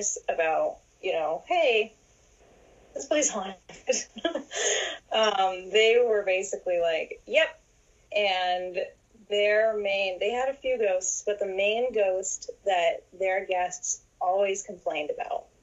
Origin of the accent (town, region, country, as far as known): New Gloucester, Maine, United States; born or raised there; now in North Carolina, United States